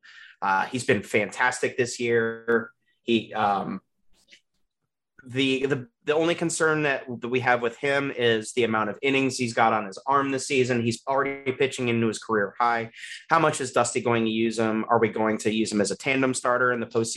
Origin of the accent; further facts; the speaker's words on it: Michigan, United States; moved away; I'm originally from Michigan